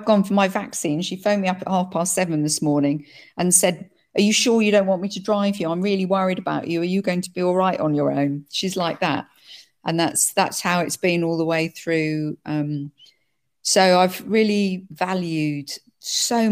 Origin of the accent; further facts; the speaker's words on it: United Kingdom; now in France; I'm British and French